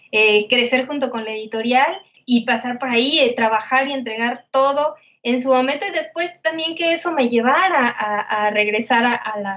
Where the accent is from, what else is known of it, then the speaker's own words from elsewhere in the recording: Guadalajara, Jalisco, Mexico; Guadalajara, Jalisco.